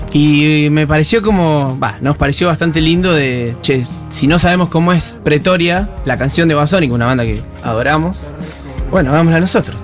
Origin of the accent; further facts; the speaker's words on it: Santa Regina, Buenos Aires Province, Argentina; moved away as an adult; also born or lived in General Villegas; nos criamos en una ciudad muy cerquita ahí, un pueblo de 400 personas llamado Santa Regina